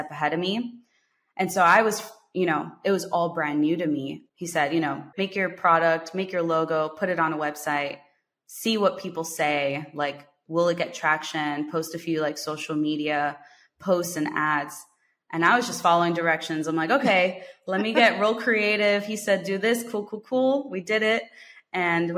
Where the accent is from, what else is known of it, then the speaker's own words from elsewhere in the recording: United States; coming back to the US, it just felt like something was missing. Like, okay, great, I'm back to being American